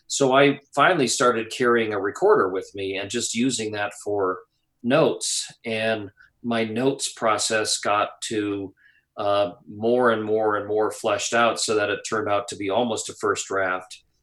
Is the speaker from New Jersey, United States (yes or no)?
no; Wisconsin, United States; growing up in Wisconsin, which is you know, it's a great place to grow up